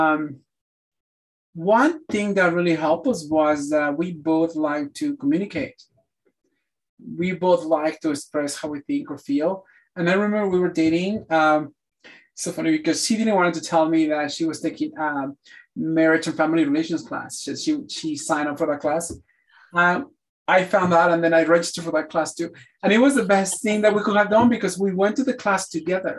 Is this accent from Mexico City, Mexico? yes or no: yes; Mexico City, Mexico; first language Spanish; English is a second language; now in United States; growing up in Mexico